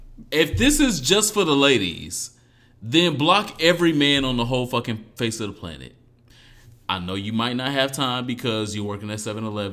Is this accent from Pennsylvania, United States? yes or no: no; Detroit, Michigan, United States; also born or lived in Dallas / Dominican Republic; And I'm from Detroit, by the way of Dallas, by the way of Dominican Republic.